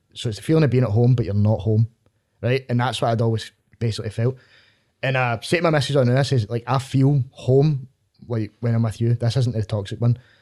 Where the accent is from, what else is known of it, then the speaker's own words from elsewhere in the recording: Glasgow, Scotland, United Kingdom; I'm for, like, Millcroft, Springburn